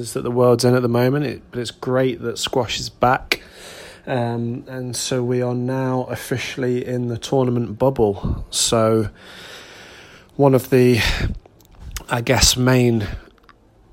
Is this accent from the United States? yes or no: no; England, United Kingdom; as English players playing in this event, because we don't have far to travel